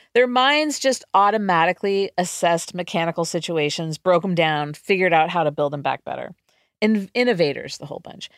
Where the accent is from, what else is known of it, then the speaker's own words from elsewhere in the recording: California, United States; my home state, California